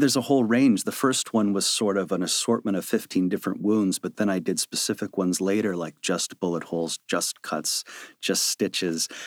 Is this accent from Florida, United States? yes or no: no; Chicago, Illinois, United States; moved away; I was a kid from Chicago who worked in a video store in high school